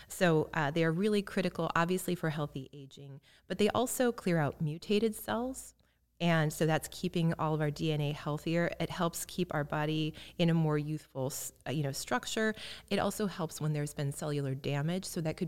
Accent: Illinois, United States; I grew up in Central Illinois, and I don't think we had a health food store.

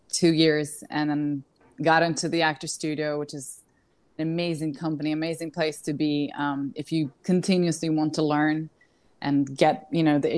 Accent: Kyiv, Ukraine; moved away as an adult; also born or lived in London; I was born in Kiev, Ukraine.

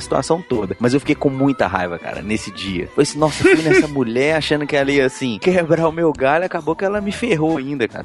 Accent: Brazil; sou brasileiro

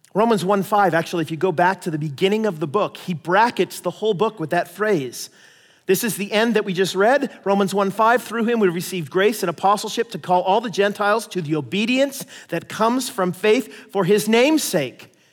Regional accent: United States; I'm an American

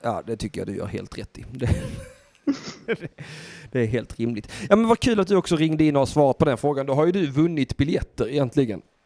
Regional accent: Södra Sandby, Skåne, Sweden; jag är från södra Sandby

